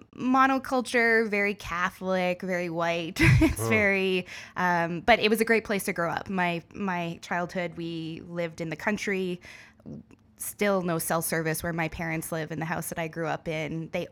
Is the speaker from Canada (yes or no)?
yes; Renfrew, Ontario, Canada; now in Toronto, Canada; I grew up in Renfrew, Ontario, so I am a small town girl turned city person.